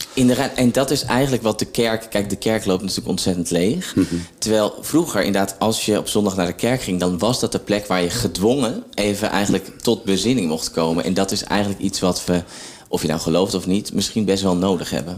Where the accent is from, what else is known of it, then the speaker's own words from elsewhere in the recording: Zwolle, Overijssel, Netherlands; now in Opdam, Netherlands; omdat ik uit Zwolle kom